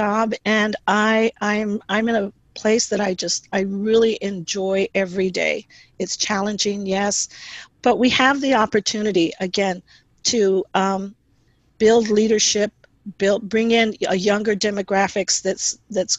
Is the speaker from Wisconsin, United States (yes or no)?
no; Houston, Texas, United States; moved away as an adult; now in San Jose, United States; I am originally from Houston, Texas, and had the opportunity to live in different parts of the country